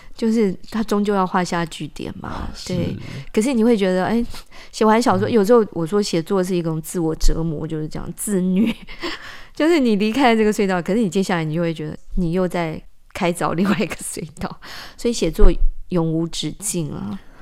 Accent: Taipei, Taiwan; also born or lived in Kaohsiung; 我七岁的时候，我们家就搬离高雄，嗯。因为我妈妈那时候调到台北，就北投

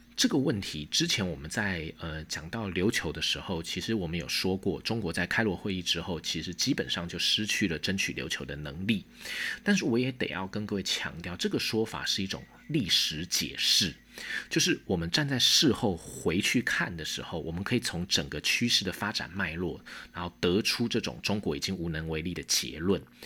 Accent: Taiwan; 顺便提醒我们台湾人应该怎么样去理解冲绳

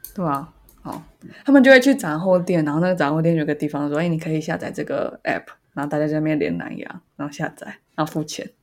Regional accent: Taiwan; 我身为台湾人

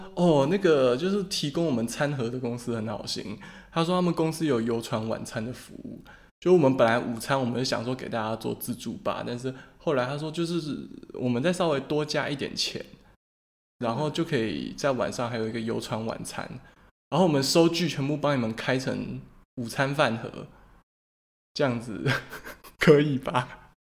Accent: Taiwan; 我们台湾人

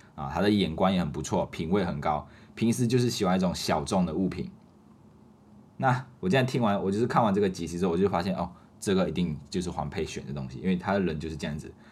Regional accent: Malaysia; moved away as an adult; now in Taiwan; 所以在马来西亚的时候，我们的服装都穿得比较简单，一年四季都是一样的啊，不会有分冬天的服装跟夏天的服装。那我们还有一个特点就是我们马来西亚人很喜欢穿拖鞋，啊，不知道为什么，尤其是刚来到台湾念大一的这种新生，马来西亚的新生，啊，通常都是穿拖鞋。刚开始的时候，我也是很，还是很习惯穿拖鞋，啊，不管去到哪里就是穿拖鞋出去，去上课，然后也是穿拖鞋，啊，去环岛也是穿拖鞋

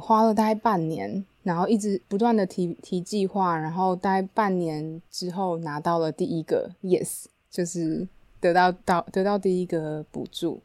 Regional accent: Taiwan; 我是台湾人

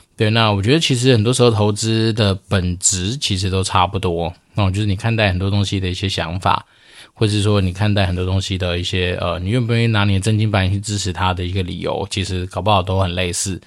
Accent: Taoyuan, Taiwan; now in Xizhi, Taiwan; 因为我老家在桃园，那我们就会从桃园出发往汐止方向走

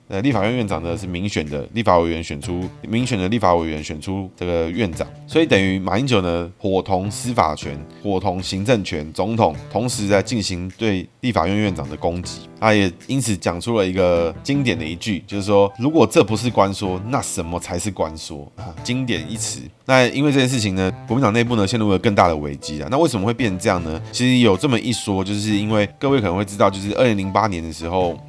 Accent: Taiwan; 我从小就出生在台湾

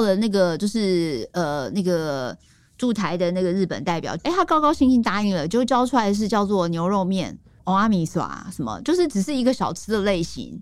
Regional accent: Taiwan; 我们台湾人

